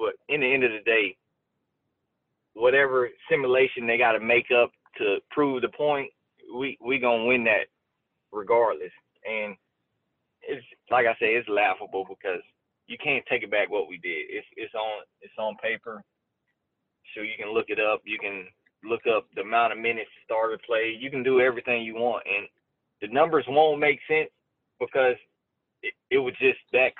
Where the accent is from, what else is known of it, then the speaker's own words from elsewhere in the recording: Orlando, Florida, United States; And I just remember Orlando. I was back in my hometown. It was rocking.